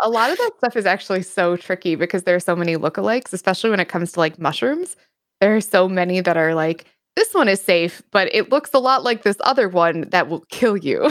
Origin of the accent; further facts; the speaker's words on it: Wisconsin, United States; I am from the United States. Uh, more specifically, I am from the Northern Midwest, and more specifically than that, I am from Wisconsin